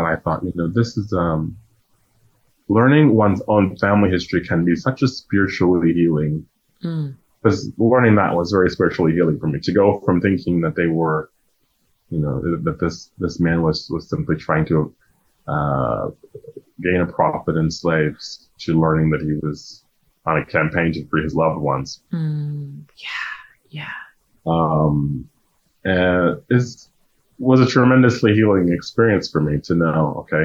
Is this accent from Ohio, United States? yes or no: no; Louisiana, United States; growing up in Louisiana, learning that you're from slavery, and kind of being ashamed about it